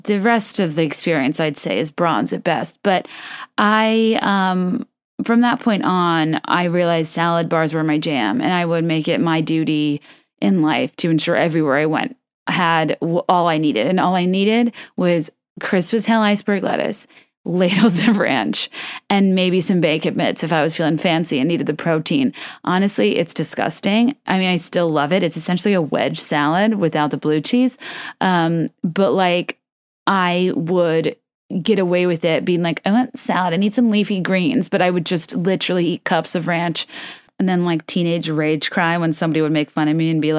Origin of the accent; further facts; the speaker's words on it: Short Pump, Virginia, United States; And I grew up in Short Pump.